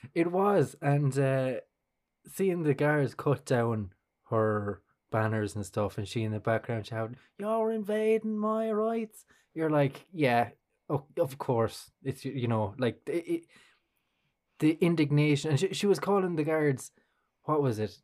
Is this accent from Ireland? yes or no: yes; Kilkenny, Leinster, Ireland; growing up in Kilkenny